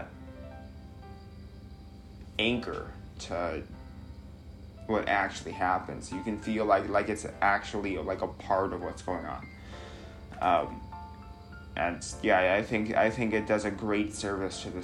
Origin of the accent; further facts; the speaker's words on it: Chicago, Illinois, United States; here I am as a Chicagoan